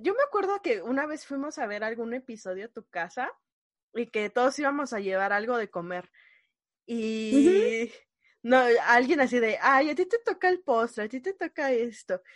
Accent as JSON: {"language": "Spanish", "region": "Mexico City", "country": "Mexico", "said": "soy de la Ciudad de México"}